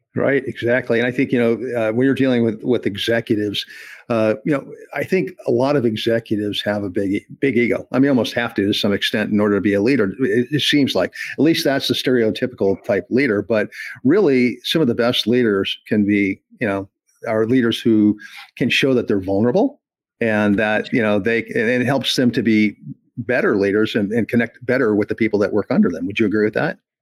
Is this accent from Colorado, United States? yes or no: yes; Jefferson County, Colorado, United States; now in the South, United States; I'm actually from Jeffco